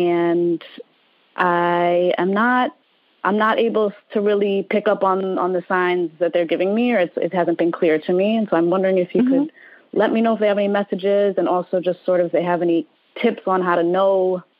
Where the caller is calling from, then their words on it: The Bronx, New York, United States; The Bronx, New York.